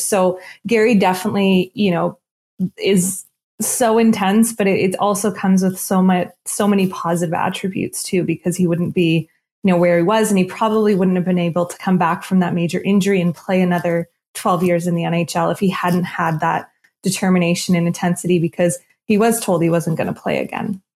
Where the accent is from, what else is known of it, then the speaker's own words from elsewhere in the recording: Nova Scotia, Canada; I'm from Nova Scotia